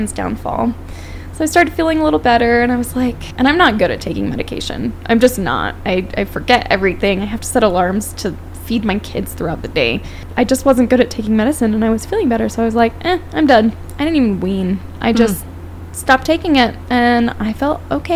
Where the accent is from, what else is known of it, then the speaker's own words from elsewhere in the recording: Phoenix, Arizona, United States; moved away; I'm from Phoenix